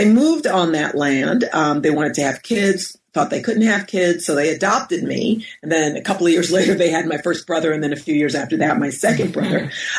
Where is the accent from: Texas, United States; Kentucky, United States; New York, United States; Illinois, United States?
New York, United States; And I grew up in New York, and we're about 30 minutes outside of the city in Westchester County.